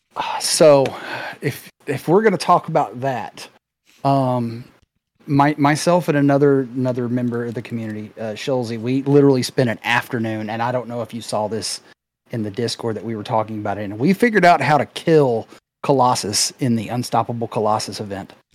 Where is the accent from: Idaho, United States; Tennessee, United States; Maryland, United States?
Tennessee, United States; Memphis; I'm from the Memphis area